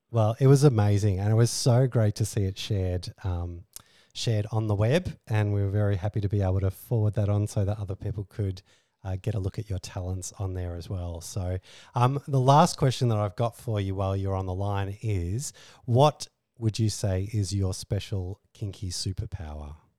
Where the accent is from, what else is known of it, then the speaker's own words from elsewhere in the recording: Australia; we're Australian